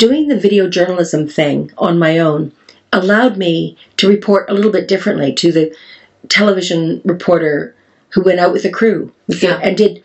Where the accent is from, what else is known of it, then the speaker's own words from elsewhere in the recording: Canada; accent: Canadian; now in United Kingdom; my Canadian accent